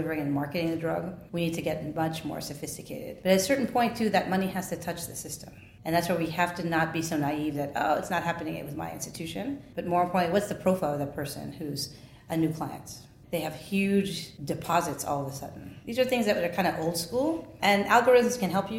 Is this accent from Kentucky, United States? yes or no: no; New York, United States; I'm a New Yorker